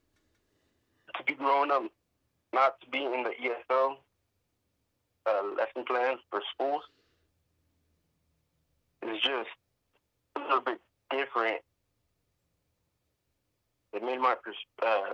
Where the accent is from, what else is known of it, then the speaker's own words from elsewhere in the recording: Sacramento, California, United States; also born or lived in Davis, California; born and raised in Sacramento, California.